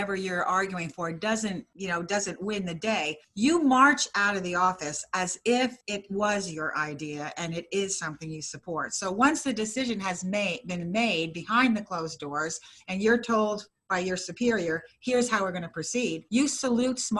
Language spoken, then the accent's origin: English; New Jersey, United States; moved away as an adult; also born or lived in Vermont; We are from New Jersey